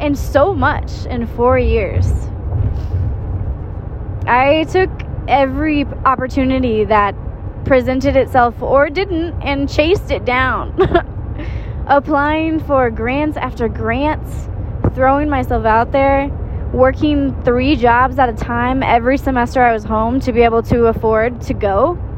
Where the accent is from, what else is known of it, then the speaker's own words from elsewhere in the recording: southeast rural Missouri, United States; moved away as an adult; I come from a small town in southeast rural Missouri